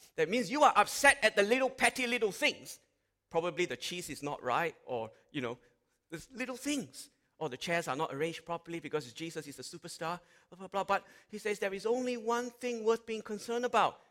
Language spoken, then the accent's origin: English; Malaysia; now in Australia; I grew up in Malaysia